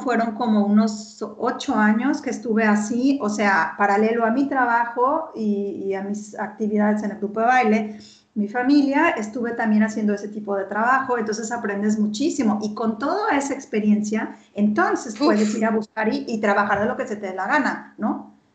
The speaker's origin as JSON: {"language": "Spanish", "town": "Guadalajara", "region": "Jalisco", "country": "Mexico", "tie": "born or raised there", "also_born_or_lived": "Paris, France / Berlin, Germany", "moved": "as an adult", "lives_now": "Stuttgart, Germany", "said": "yo soy de Guadalajara y te enseño mi pasaporte. O sea, nací en Guadalajara"}